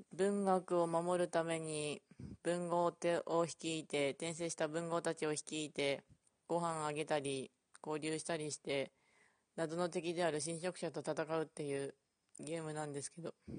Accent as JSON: {"language": "Japanese", "region": "Ishikawa", "country": "Japan", "tie": "born or raised there", "said": "うちの地元が石川なんですけど"}